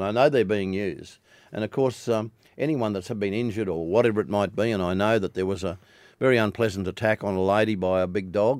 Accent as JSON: {"language": "English", "town": "Millmerran", "region": "Queensland", "country": "Australia", "tie": "born or raised there", "said": "I live on the end of a power line in my hometown of Mulmerin, well out of town."}